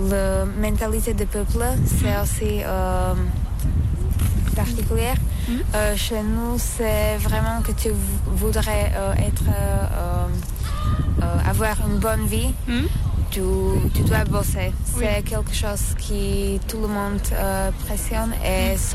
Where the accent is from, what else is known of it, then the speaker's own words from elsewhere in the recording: Košice, Košice Region, Slovakia; French is a second language; moved away as an adult; now in Valence, France; je suis slovaque, euh, je viens de Slovaquie, euh, plus précisément d'une euh, petite ville qui s'appelle Košice. Et maintenant, je étudie en France, à Valence, pendant l'année scolaire